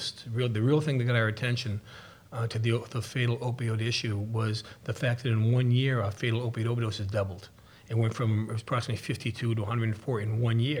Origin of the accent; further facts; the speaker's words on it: West Bridgewater, Massachusetts, United States; I grew up in West Bridgewater, went to public schools, went to Boston College undergrad